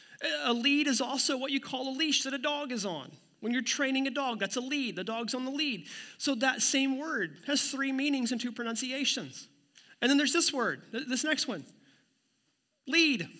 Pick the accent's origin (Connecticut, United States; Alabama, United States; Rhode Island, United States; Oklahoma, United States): Oklahoma, United States; Ottawa County; my hometown and the whole Ottawa County area there in Oklahoma